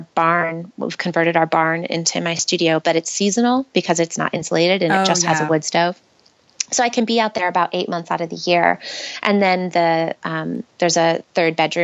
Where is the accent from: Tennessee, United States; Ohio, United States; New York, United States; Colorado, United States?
New York, United States; Western; moved away as an adult; also born or lived in San Francisco, United States / Brooklyn, United States / Oakland, United States; now in New York, United States; We're both from Western New York. And so I had grown up there and gone to college there